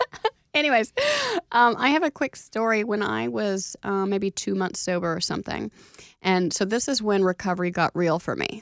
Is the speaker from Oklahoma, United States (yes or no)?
yes; Oklahoma, United States; moved away; I was from Oklahoma